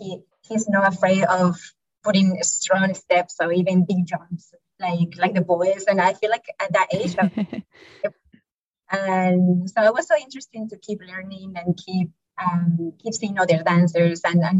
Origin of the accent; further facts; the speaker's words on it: Caracas, Capital District, Venezuela; also born or lived in Tulsa, United States; now in Houston, United States; Yeah, so I'm from Caracas, Venezuela